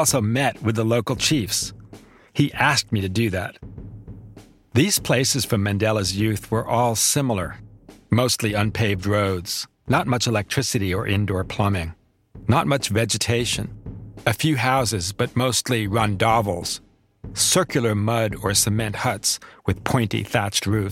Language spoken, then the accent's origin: English; United States; as an American